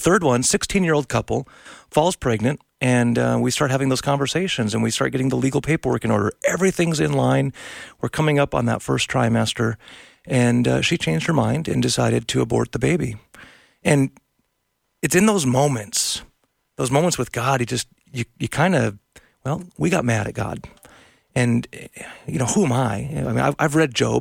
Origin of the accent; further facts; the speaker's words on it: North Dakota, United States; I'm from North Dakota originally. I've never left the tri-state region.